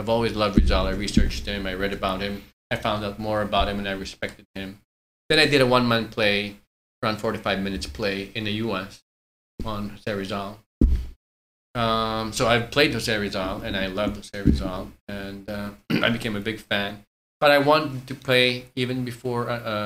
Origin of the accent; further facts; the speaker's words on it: Melbourne, Victoria, Australia; now in Philippines; I grew up in Melbourne, Australia, that English is like a first, second language to me.